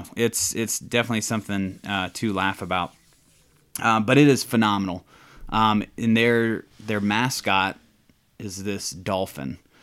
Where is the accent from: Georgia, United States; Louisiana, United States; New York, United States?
Georgia, United States; Atlanta; moved away as an adult; now in Charlotte, United States; I'm originally from Georgia. I was born in South Georgia, grew up in Atlanta.